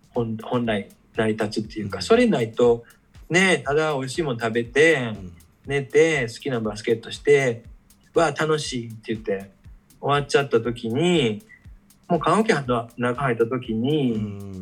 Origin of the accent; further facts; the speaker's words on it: Kakogawa, Hyogo, Japan; 自分の地元の加古川